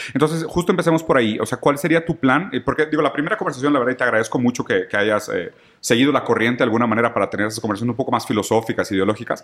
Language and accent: Spanish; Mexico; como mexicanos